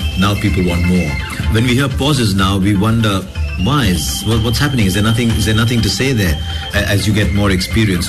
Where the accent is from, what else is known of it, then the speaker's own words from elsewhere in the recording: Hyderabad, Telangana, India; I grew up in Hyderabad